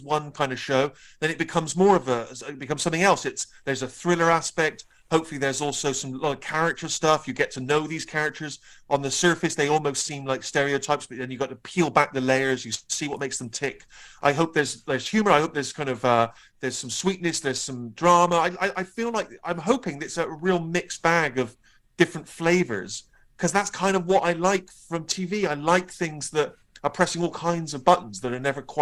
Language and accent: English; Bristol, South West England, United Kingdom; my young self in Bristol